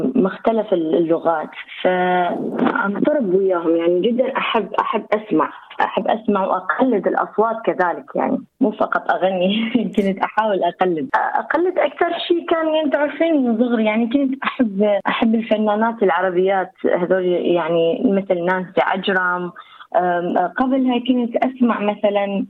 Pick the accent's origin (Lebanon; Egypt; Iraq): Iraq; accent: Iraqi; now in Australia; انا من العراق آه، مواليد 1992